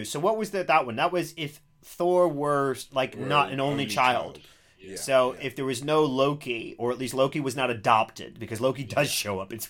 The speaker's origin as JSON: {"language": "English", "country": "United States", "moved": "yes", "lives_now": "England, United Kingdom", "said": "in my home country, Ed, in America."}